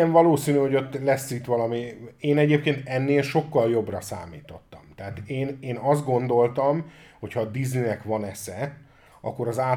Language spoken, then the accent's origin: Hungarian; Hungary; magyarok vagyunk